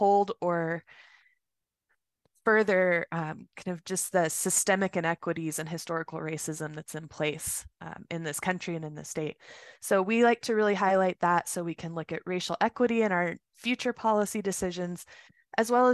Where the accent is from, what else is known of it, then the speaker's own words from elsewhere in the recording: Roswell, New Mexico, United States; also born or lived in Las Cruces, New Mexico; now in Albuquerque, United States; I was born and raised in Roswell.